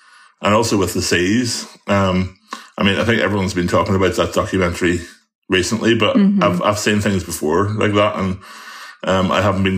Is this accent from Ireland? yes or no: yes; Ireland; the one thing I have difficulty with being an Irish boy is butter. We have such beautiful grass-fed butter over here.